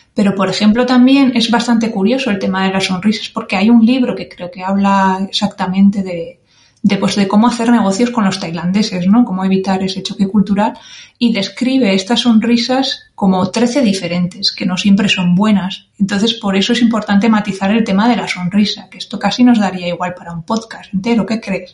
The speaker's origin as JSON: {"language": "Spanish", "town": "San Sebastián", "region": "Basque Country", "country": "Spain", "tie": "born or raised there", "moved": "as an adult", "said": "Nací en 1981 en San Sebastián, al norte de España."}